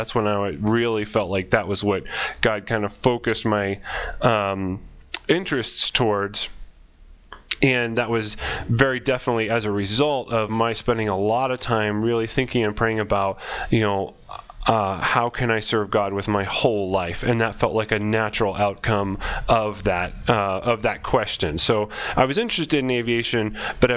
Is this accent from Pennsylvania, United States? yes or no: no; Ohio, United States; moved away as an adult; now in Indonesia; grew up in Ohio